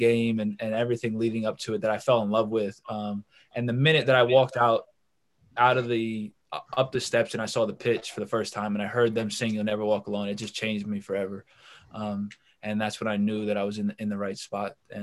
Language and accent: English; New York, United States; being from New York